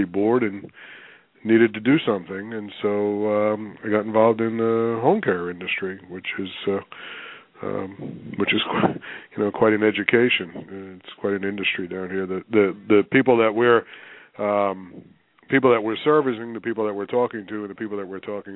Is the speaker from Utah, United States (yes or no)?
no; New York City, New York, United States; moved away as an adult; also born or lived in Pennsylvania / Connecticut; now in Palm Beach Gardens, United States; I'm born and raised in New York, although I have lived in a number of other places. I lived in Pennsylvania, lived in Connecticut, but I'm a New York guy. Actually New York City. Grew up in Queens